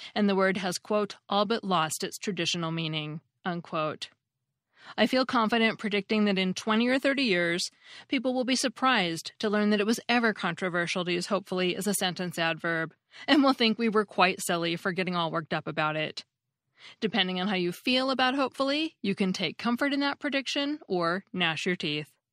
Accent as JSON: {"language": "English", "country": "United States", "said": "as an American"}